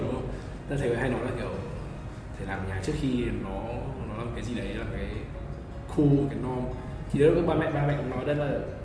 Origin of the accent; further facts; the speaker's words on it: Vietnam; moved away as an adult; mình là người Việt Nam là tự hào là người Việt Nam